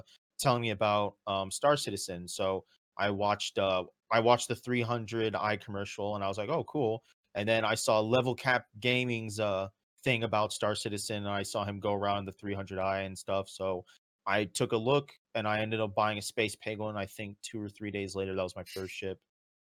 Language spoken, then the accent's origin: English; Edwards Air Force Base, California, United States; I grew up right outside of Edwards Air Force Base